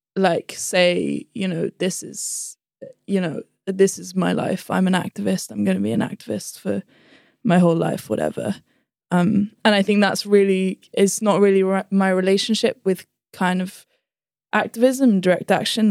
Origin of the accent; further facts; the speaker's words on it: London, United Kingdom; also born or lived in Gummidge; we started school in London, yeah, primary school.